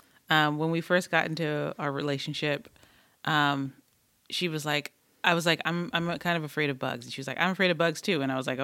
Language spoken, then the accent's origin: English; Detroit, Michigan, United States; I grew up in Detroit, but my dad was from Tennessee, so we spent almost every summer in Tennessee.